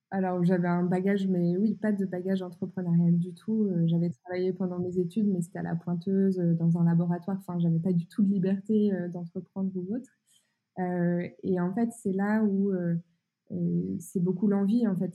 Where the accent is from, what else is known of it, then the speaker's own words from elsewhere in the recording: Burgundy, Bourgogne-Franche-Comté, France; now in northern France; moi je viens d'un petit village euh, de 1000 habitants euh, au fin fond de la Bourgogne